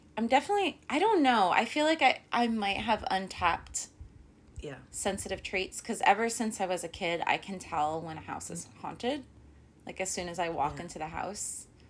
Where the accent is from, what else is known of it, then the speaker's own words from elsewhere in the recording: New Jersey, United States; when we started dating here in New Jersey.